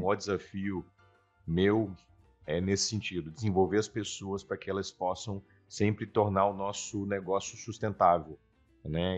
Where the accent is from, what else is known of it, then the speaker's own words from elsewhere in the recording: Vila Velha, Espírito Santo, Brazil; also born or lived in Vitória; Eu sou nascido em Vitória, mas criado na cidade de Vila Velha